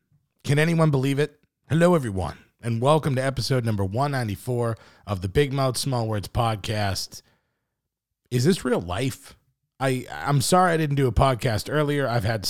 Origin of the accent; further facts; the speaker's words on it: Boston, Massachusetts, United States; I'm from Boston, but I'm a diehard Bengals fan.